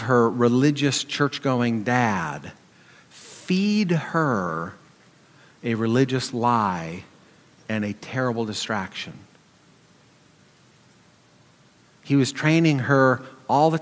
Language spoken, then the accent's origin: English; Montana, United States; Growing up in Montana, I surrounded by people in the community and in church.